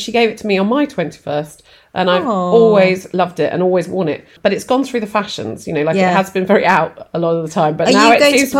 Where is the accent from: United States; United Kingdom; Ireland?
United Kingdom; Nottingham, East Midlands; I grew up in Nottingham